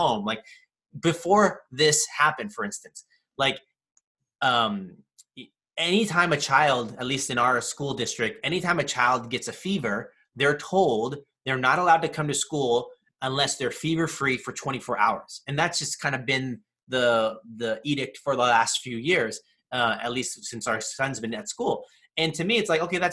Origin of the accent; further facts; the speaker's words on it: California, United States; growing up in California most of my life